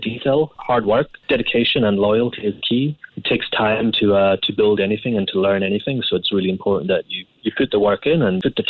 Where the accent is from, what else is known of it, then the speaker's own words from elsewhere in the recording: Scotland, United Kingdom; I mean, where I was born in Scotland, we had, you know, some of the best produce in the world from lobsters, langoustines, crab, and then going on to game.